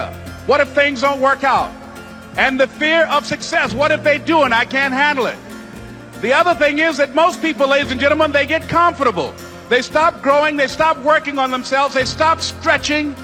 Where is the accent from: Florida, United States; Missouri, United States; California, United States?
Florida, United States; Miami; I was born in Miami, Florida, in an area called Liberty City, in an abandoned building on a hard linoleum floor with my twin brother